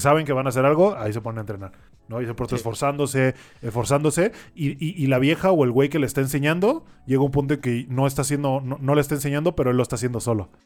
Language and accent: Spanish; Sinaloa, Mexico; de donde yo vengo de Sinaloa, güey, en el rancho, hay un chingo de grillos